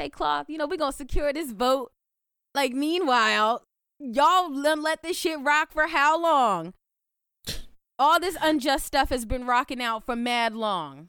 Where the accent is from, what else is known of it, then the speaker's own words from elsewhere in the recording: United States; We're American.